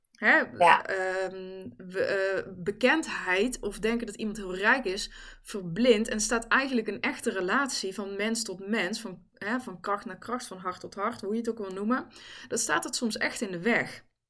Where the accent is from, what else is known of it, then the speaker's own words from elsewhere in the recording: the Kempen, North Brabant, Netherlands; also born or lived in Helmond; ik ben in Helmond geboren overigens. Eh, daar ben ik weggegaan, daar weet ik ook heel weinig nog van. En ben ik in de Kempen beland. Dus ik heb in Eersel gewoond, in Bladel, in Reuzel